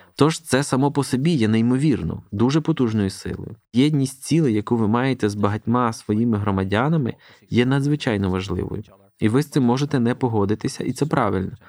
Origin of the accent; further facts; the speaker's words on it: Scotland, United Kingdom; до Шотландії, звідки я родом